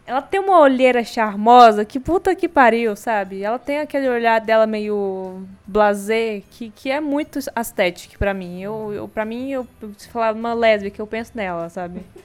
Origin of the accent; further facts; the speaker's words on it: Brazil; a gente é brasileiro